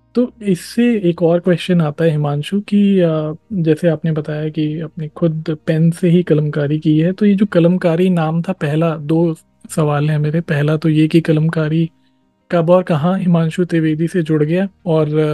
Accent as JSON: {"language": "Hindi", "region": "Delhi", "country": "India", "tie": "born or raised there", "said": "मैं मतलब दिल्ली में ही रहा हूँ पला बड़ा हूँ"}